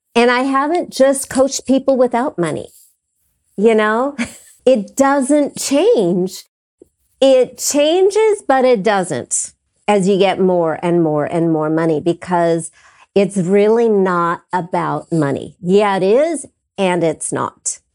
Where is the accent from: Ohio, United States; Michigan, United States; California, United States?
California, United States; Los Angeles; I was living across the street from Gardner Street School, public elementary school that Michael Jackson went to.